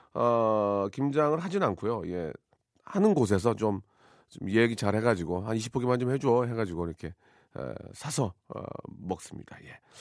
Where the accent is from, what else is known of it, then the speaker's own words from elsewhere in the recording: Jeolla, South Korea; 전 전라도 쪽인데